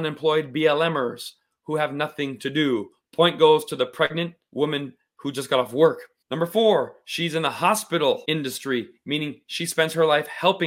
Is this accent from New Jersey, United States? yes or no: no; Las Vegas, Nevada, United States; I happen to have a Persian dad and a Scottish mom. But I grew up in Las Vegas